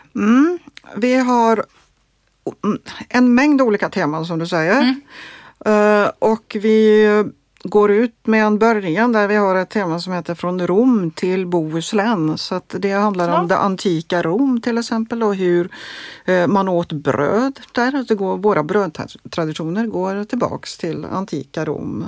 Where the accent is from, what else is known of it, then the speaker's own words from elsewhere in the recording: Norway; also born or lived in Gothenburg, Sweden; now in Sweden; jag är från Norge